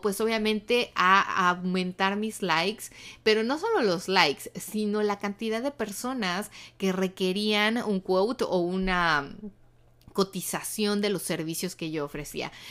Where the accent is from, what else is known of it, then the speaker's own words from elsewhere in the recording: Mexico; now in United States; en México, en mi país